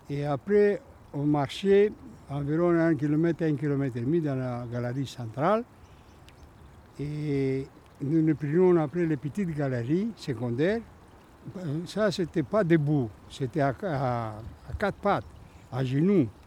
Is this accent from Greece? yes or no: yes; Greece; French is a second language; quand je suis venu de la Grèce, le premier jours euh, à la cantine, je suis venu sans rien.